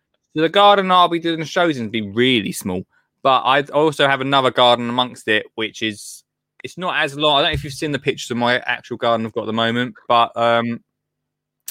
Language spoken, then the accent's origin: English; Colchester, East of England, United Kingdom; born or raised there